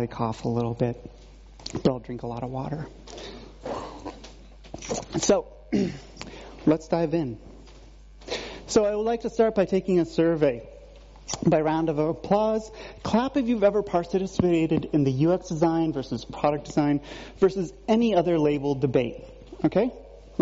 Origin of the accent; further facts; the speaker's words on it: Vermont, United States; Growing up in Vermont